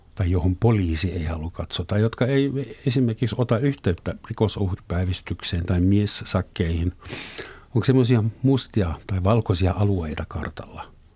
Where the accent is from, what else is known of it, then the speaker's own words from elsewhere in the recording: Southern Germany, Germany; Finnish is a second language; moved away as an adult; now in Finland; meillä Etelä-Saksassa myöskin – Vuonna 1972 kiellettiin ruumilliset kuritukset mun osavaltiossa.